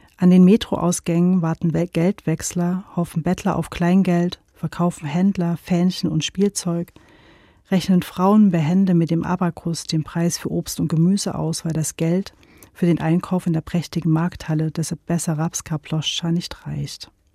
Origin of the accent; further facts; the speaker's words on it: Gera, Thuringia, Germany; now in Leipzig, Germany; ich bin ja in Gera aufgewachsen